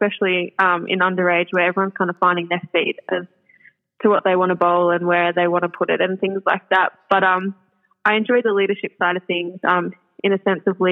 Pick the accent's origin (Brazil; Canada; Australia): Australia; Singleton, New South Wales; growing up in the Hunter Valley